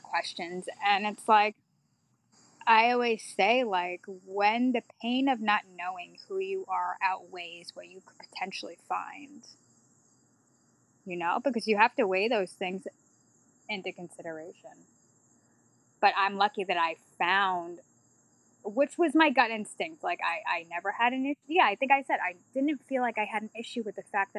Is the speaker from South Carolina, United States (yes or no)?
no; Baton Rouge, Louisiana, United States; I was born in Baton Rouge, Louisiana